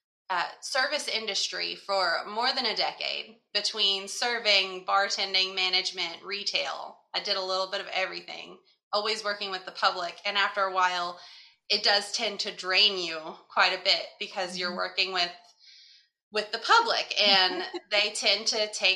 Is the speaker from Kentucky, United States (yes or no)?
yes; Kentucky, United States; moved away as an adult; also born or lived in Florida; We're from Kentucky. We were moving to Florida